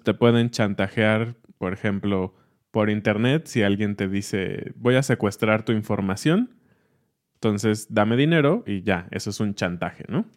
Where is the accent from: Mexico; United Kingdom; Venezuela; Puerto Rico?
Mexico; soy mexicano, sé que el origen es pues de nuestros ancestros